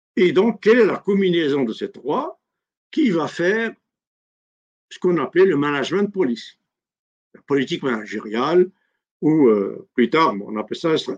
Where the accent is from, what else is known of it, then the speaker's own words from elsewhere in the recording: Algeria; Chez nous, en Algérie